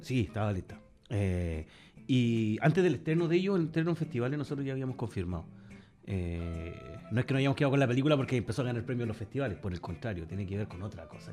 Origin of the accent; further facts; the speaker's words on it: Talcahuano, Biobío, Chile; yo soy de Talcahuano